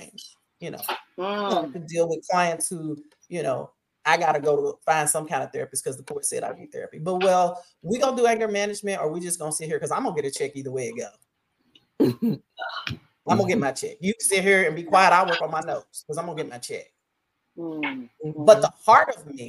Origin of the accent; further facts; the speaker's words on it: Oklahoma, United States; moved away as an adult; also born or lived in Paris, Texas / Mississippi; now in Jackson, United States; Now I come from Oklahoma, born and raised in Oklahoma, and we got some stuff in Oklahoma